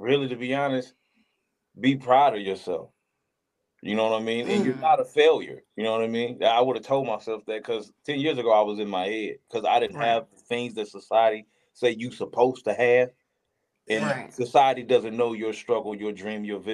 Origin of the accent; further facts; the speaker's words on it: Ruston, Louisiana, United States; moved away; I'm from Ruston, Louisiana, so I want to go back home